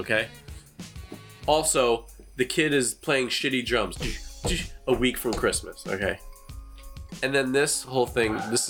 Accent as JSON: {"language": "English", "country": "United States", "said": "I'm fucking American"}